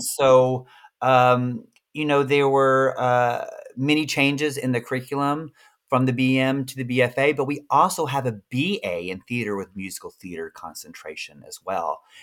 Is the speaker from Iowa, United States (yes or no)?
no; Birmingham, Alabama, United States; moved away; also born or lived in Austin, Texas; I'm from Birmingham, Alabama